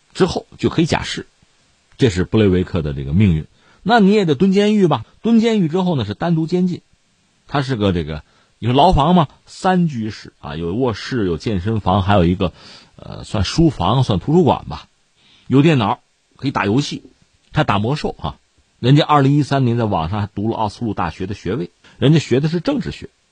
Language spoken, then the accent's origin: Chinese; China; 我们中国人